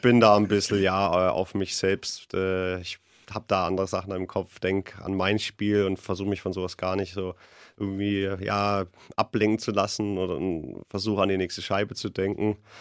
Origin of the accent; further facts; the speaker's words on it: Nuremberg, Bavaria, Germany; als Nürnberger